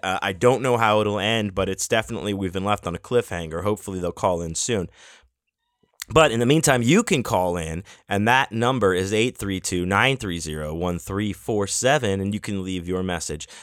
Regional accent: Houston, Texas, United States; my hometown, to Houston

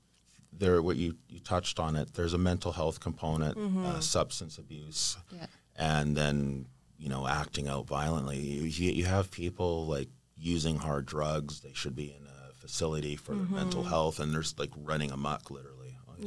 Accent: Vancouver, British Columbia, Canada; I was born and raised in Vancouver.

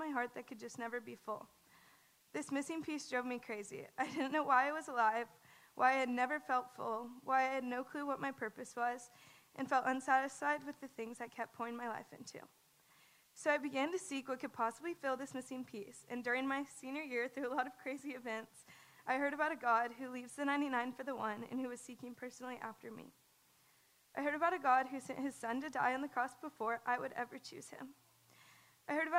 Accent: the Bible Belt, United States; I grew up in the Bible Belt

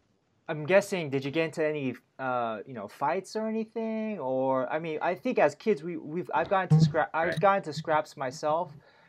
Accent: Bay Area, California, United States; That's just how I grew up in the Bay Area.

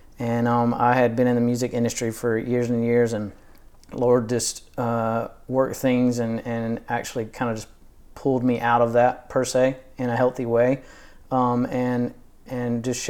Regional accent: Georgia, United States; But I grew up in Northeast Georgia. My parents still live in the same area on kind of same land.

